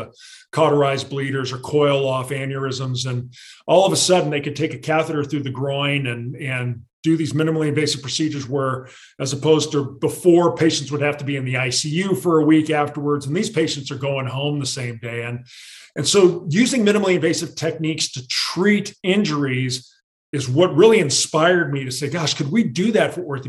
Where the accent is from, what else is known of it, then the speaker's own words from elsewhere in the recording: San Diego, California, United States; I grew up in San Diego